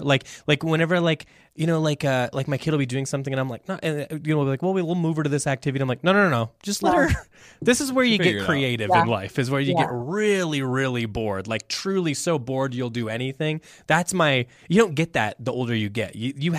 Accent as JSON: {"language": "English", "region": "Midwest", "country": "United States", "said": "And look, we're pro cottage cheese. We're from the Midwest. We have to like that."}